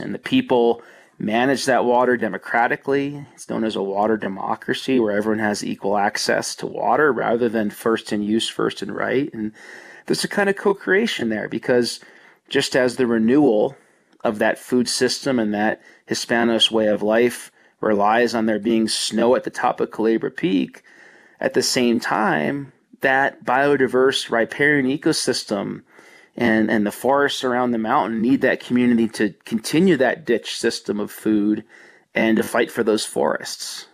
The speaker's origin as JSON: {"language": "English", "region": "New Jersey", "country": "United States", "tie": "born or raised there", "moved": "yes", "lives_now": "Colorado, United States", "said": "I grew up in New Jersey in the 70s and in the 80s"}